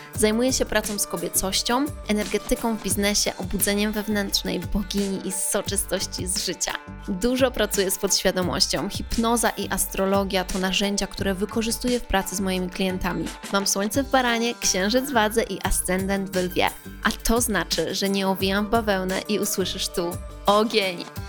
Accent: Poland; byłam ja z Polski

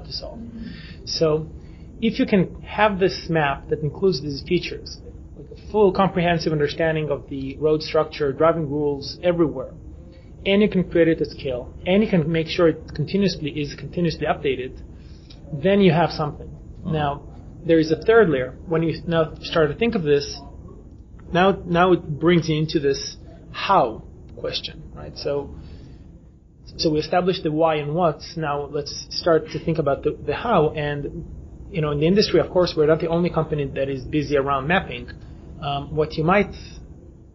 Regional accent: Israel; we come from Israel

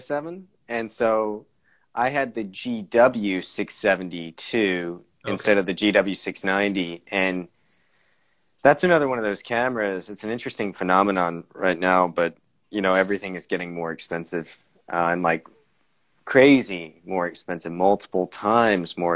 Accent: Tennessee, United States; now in California, United States; I'm from Tennessee and I'm in California now, it's about 2,000 miles each way home

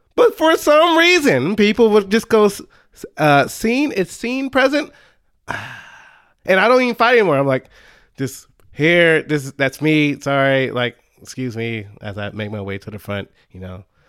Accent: Dallas, Texas, United States; I grew up in the Dallas area

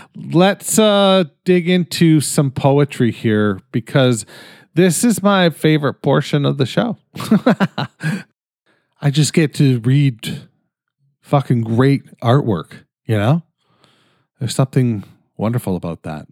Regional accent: Canada; I'm fucking Canadian

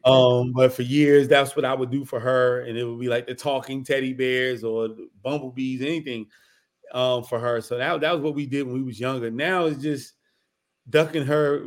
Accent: Newark, New Jersey, United States; moved away; also born or lived in Washington, D.C.; I'm from Newark, New Jersey, Brick City, like that New Jersey Drive movie. Yeah, I lived that. Like, we that's where we come from, for real, for real. And I was in the heart of everything.

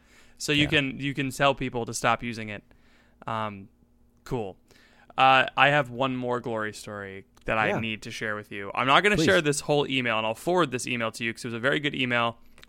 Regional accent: the South, United States; We're both from the South.

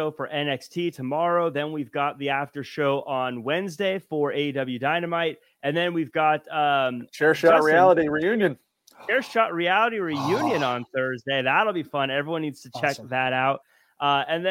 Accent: Seattle, Washington, United States; born or raised there

